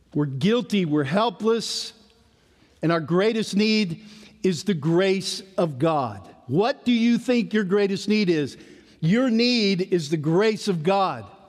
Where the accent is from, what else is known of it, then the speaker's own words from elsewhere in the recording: East Tennessee, United States; Growing up in East Tennessee, we had a farm